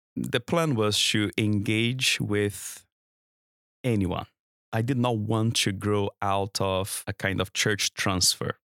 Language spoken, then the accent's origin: English; Brazil; English is a second language; moved away as an adult; also born or lived in Cambridge, United Kingdom; now in London, United Kingdom; I was born and brought up in Brazil, um, my home country.